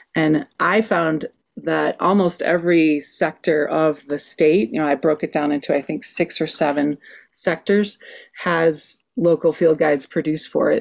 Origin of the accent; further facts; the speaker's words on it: Wisconsin, United States; now in Santa Fe, United States; I grew up in Wisconsin with a family that loved